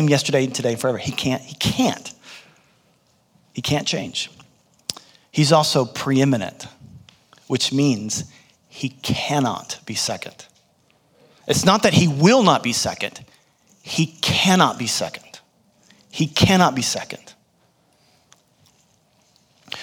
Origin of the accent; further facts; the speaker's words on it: United States; I was born in the United States